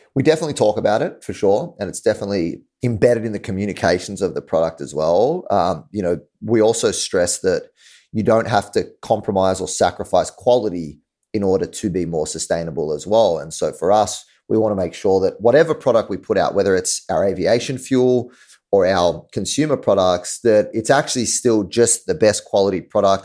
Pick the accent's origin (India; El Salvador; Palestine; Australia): Australia; moved away as an adult; now in New York, United States; I'm from Australia, um, so definitely not New York.